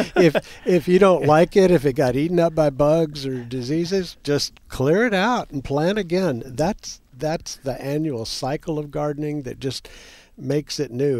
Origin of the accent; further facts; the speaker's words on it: Texas, United States; We in Texas